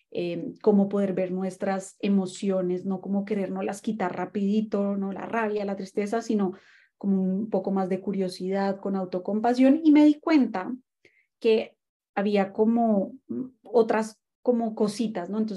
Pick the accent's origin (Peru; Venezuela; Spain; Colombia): Colombia; also born or lived in Mexico; yo en ese momento vivía en México porque ahí estudié mi carrera, soy colombiana, pero bueno, he estado un poquito como all over the place y eh, me mudé a Argentina